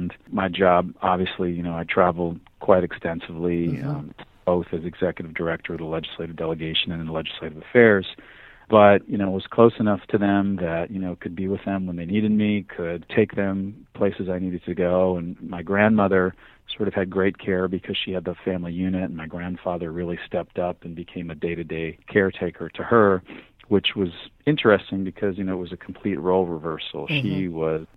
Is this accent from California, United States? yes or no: no; Miami, Florida, United States; also born or lived in New York; I grew up in Miami from the time I was a year old and went to elementary school, high school, junior high school in South Florida